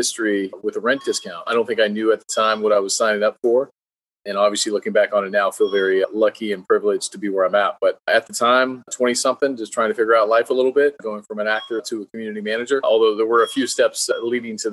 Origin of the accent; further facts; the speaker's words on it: San Jose, California, United States; I'm from San Jose, California, Silicon Valley